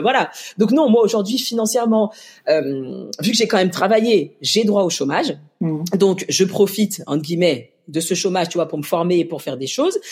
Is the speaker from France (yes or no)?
yes; Lyon, Auvergne-Rhône-Alpes, France; also born or lived in Mali; je suis lyonnaise